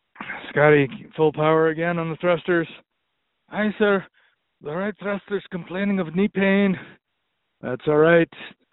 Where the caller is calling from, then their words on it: Butte, Montana, United States; I'm calling from Butte, Montana.